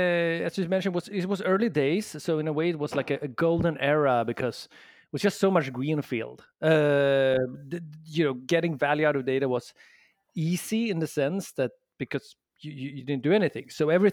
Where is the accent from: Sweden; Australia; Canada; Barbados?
Sweden; accent: Swedish; English is a second language; moved away as an adult; now in San Francisco, United States; I'm from Sweden originally, hence the accent, but I've been in the San Francisco and the Bay Area now for 7 years.